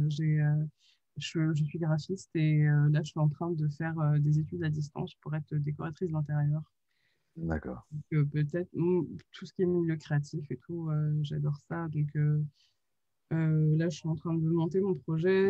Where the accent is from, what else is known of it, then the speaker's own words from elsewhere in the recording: France; Oui, je suis française. Uniquement.